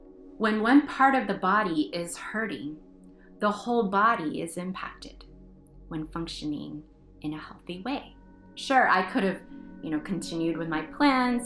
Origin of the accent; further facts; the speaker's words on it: United States; We belong here. We are citizens of this country. We are American.